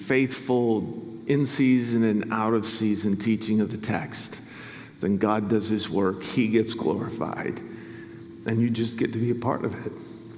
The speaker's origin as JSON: {"language": "English", "town": "Grand Rapids", "region": "Michigan", "country": "United States", "also_born_or_lived": "Canada", "moved": "yes", "said": "I'm from Grand Rapids originally, so West Michigan's home for me."}